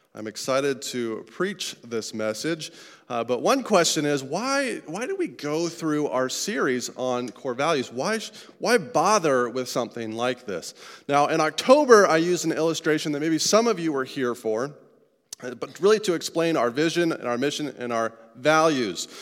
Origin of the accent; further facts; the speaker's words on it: Colorado, United States; I'm from Colorado